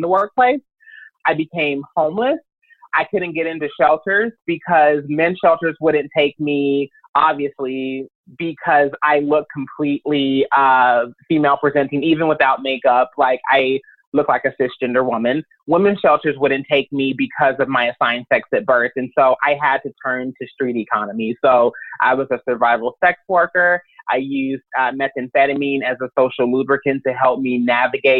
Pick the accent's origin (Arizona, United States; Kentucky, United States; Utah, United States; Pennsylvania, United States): Kentucky, United States; Louisville; moved away as an adult; now in Los Angeles, United States; I'm originally from Louisville, Kentucky. I came out to Los Angeles in 2004